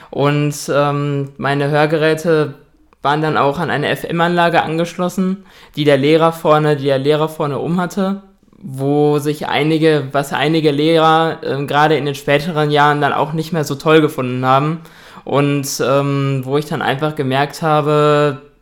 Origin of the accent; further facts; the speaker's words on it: Dortmund, North Rhine-Westphalia, Germany; also ich bin 23 Jahre alt, ich komme aus Dortmund